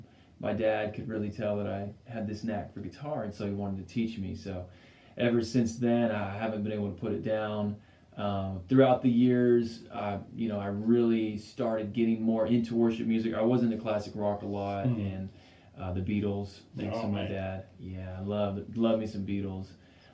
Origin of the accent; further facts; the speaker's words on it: Longview, Texas, United States; also born or lived in Whittier, California / Euless, Texas; From there, Longview. So I was around 5 years old in Longview.